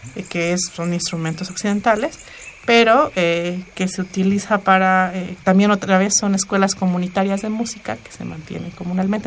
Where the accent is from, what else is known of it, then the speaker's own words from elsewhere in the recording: Ayutla, Oaxaca, Mexico; first language Mixe; Spanish is a second language; moved away as an adult; cuando yo me fui de Ayutla